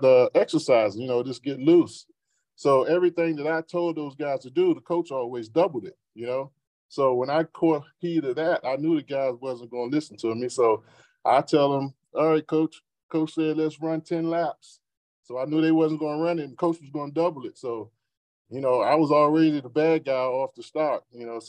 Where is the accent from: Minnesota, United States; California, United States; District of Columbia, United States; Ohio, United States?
District of Columbia, United States; Washington; I grew up in Southeast DC